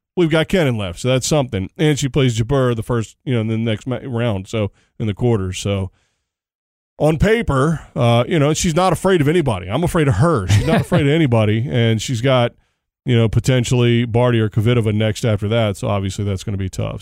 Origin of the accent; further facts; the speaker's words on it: United States; as an American